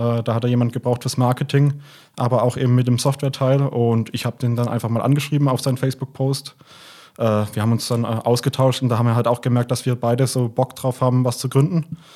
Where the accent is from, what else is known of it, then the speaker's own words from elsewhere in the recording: Heilbronn, Baden-Württemberg, Germany; now in Stuttgart, Germany; ursprünglich äh, äh, komme ich aus Heilbronn, bin dann zum Studium nach Stuttgart gekommen und bin seitdem hier, habe mich in die Stadt verliebt.